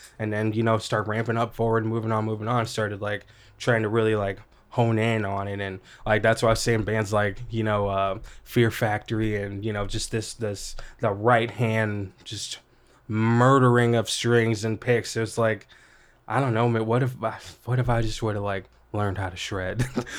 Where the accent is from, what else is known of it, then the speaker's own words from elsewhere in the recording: Collinsville, Illinois, United States; I guess I should say I really grew up in Illinois and kind of small town in Collinsville, pretty small town.